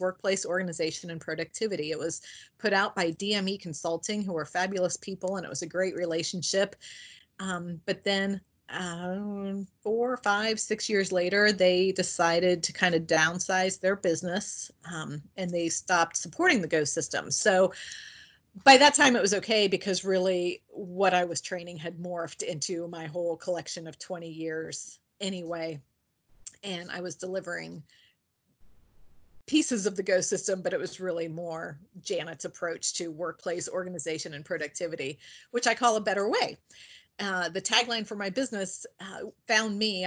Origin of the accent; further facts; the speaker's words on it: Indiana, United States; now in Ohio, United States; I live in Ohio. I'm originally from Indiana. I tell people I am still a Hoosier at heart.